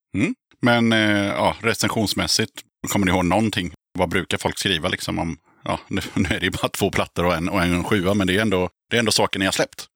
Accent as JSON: {"language": "Swedish", "town": "Aneby", "region": "Jönköping County", "country": "Sweden", "also_born_or_lived": "Tranås", "moved": "yes", "said": "jag är från eh, Aneby, Vireda, Hullared"}